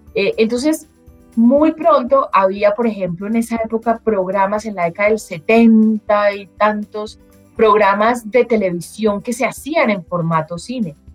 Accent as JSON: {"language": "Spanish", "country": "Colombia", "said": "como colombianos"}